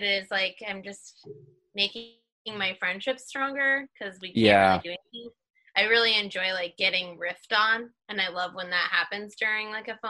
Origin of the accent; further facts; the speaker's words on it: Wells, Maine, United States; Well, I'm from a small town called Wells, which is also kind of, you share in Maine because the communities are so small, you kind of share towns. So Wells and Ogunquit are kind of a group.